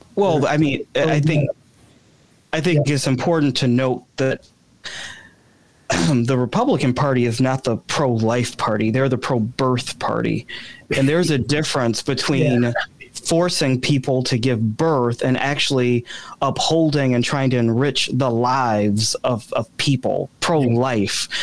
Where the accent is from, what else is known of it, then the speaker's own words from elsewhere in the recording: Chicago, Illinois, United States; now in DuPage County, United States; I'm not a lifelong DuPage resident. I'm originally from the South Side of Chicago